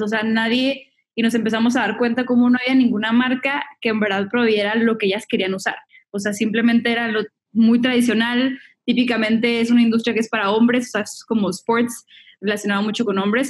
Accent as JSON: {"language": "Spanish", "town": "Monterrey", "region": "Nuevo León", "country": "Mexico", "moved": "as an adult", "lives_now": "Los Angeles, United States", "said": "igual soy mexicana, soy de Monterrey, me mudé a Los Ángeles en el 2012"}